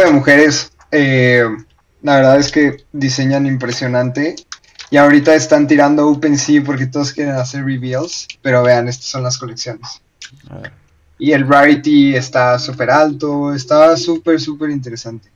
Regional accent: Mexico; now in Colombia; si son mexicanos como yo

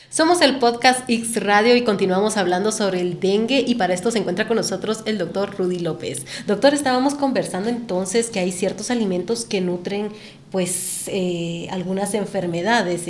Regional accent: Guatemala; nosotros como guatemaltecos

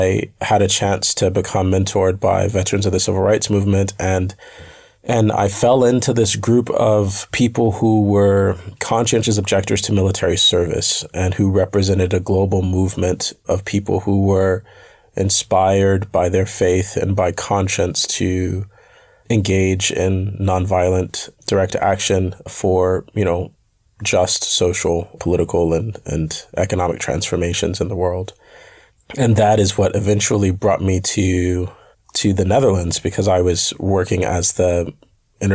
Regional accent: United States; I come from the United States and I was raised by parents who integrated their public schools during the Black-led freedom struggles in the United States

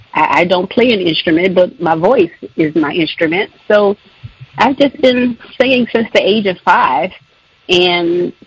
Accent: Louisiana, United States; Okay, well, I am from Louisiana. I've lived here all my life, and I am a singer, songwriter, performer.

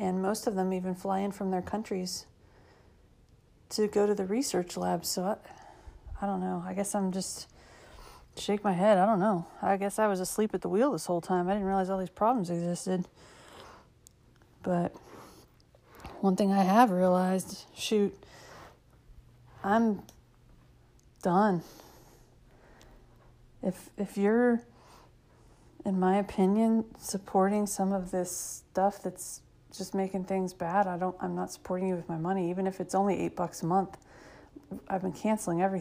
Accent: United States; I'm 7 generations into being American

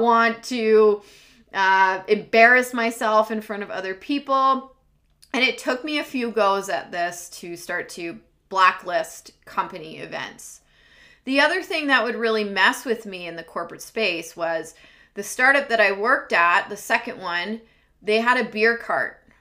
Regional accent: Washington, District of Columbia, United States; moved away as an adult; now in British Columbia, Canada; I am recording to you live from British Columbia, Canada, and I'm originally from Washington, D.C.

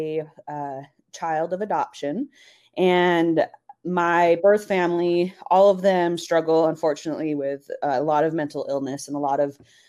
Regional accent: Salt Lake City, Utah, United States; moved away as an adult; also born or lived in El Paso, Texas / Oregon; now in Arizona, United States; I grew up in Salt Lake my whole life, 18 years until college

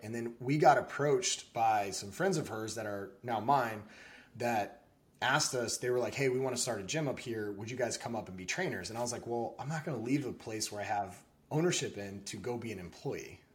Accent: Texas, United States; I was in Texas. I was born in Texas

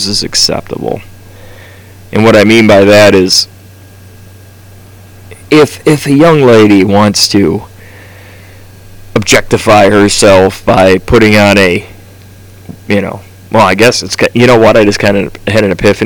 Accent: United States; we are from America

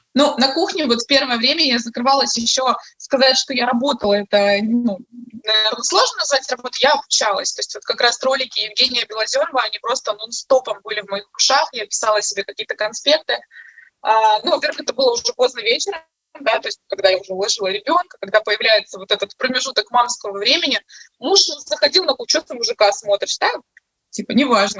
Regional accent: Crimea, Ukraine; moved away as an adult; now in Kyiv, Ukraine; в Киеве мы приезжие, мы сами из Крыма

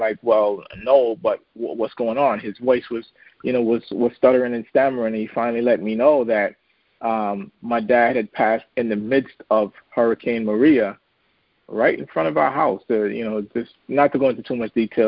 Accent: U.S. Virgin Islands; now in Maryland, United States; I grew up in St. Thomas, U.S. Virgin Islands

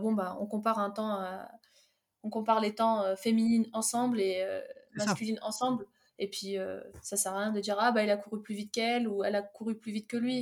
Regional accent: Fontainebleau, Île-de-France, France; also born or lived in Algeria; je suis née en Algérie, je suis arrivée en France à 7 ans et, et j'étais direct installée à Fontainebleau et voilà, j'ai grandi à Fontainebleau

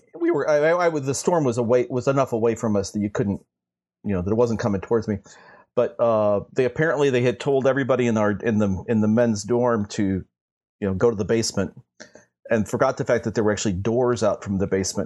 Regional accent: St. Louis, Missouri, United States; I grew up in Saint Louis, Missouri

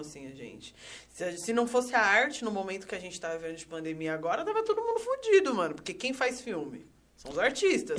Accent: São Paulo, Brazil; Eu sou nascida e criada no Itaim Paulista, extrema zona leste de São Paulo

